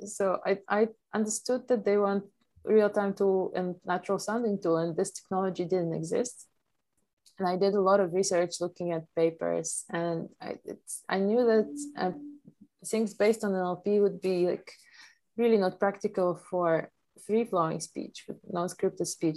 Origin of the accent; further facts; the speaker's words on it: Poland; first language Polish; English is a second language; moved away; I was raised as an immigrant child of Ukrainian immigrant mother in Poland